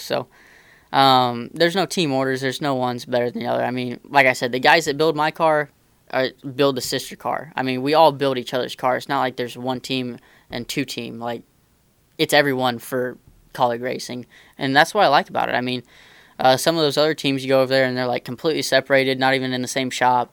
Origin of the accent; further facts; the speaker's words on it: Indiana, United States; I grew up racing dirt cars around Indiana, um, non wing mini sprints and stuff like